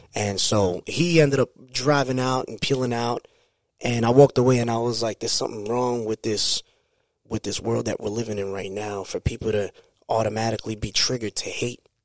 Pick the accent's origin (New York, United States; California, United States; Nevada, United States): New York, United States; New York City; born or raised there